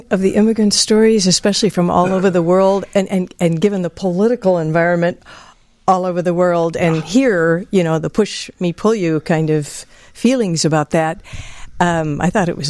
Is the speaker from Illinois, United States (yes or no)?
yes; Evanston, Illinois, United States; also born or lived in Glenview, Illinois / Glencoe, Illinois; Actually, we grew up in Evanston.